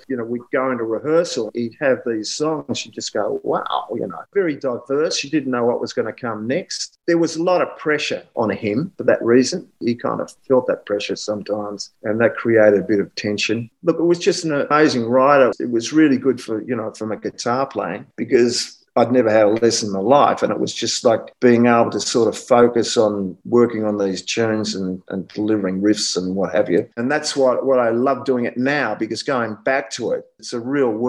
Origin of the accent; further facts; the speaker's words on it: Melbourne, Victoria, Australia; I'm from Melbourne